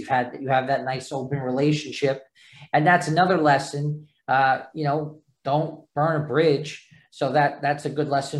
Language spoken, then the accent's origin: English; New York, United States; accent: thick New York; I got that thick New York accent